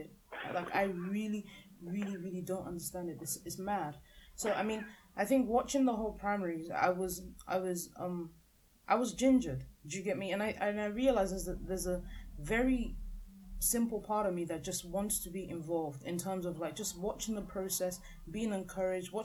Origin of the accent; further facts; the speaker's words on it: Nigeria; as a Nigerian